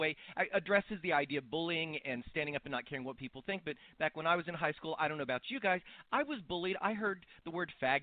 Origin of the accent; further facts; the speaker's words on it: Texas, United States; moved away; I'm originally from Texas, so I grew up with country music.